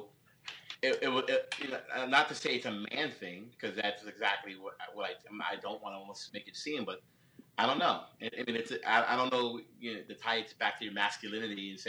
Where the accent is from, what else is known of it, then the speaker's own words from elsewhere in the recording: New York City, New York, United States; I'm originally from the Bronx. I was raised in the Bronx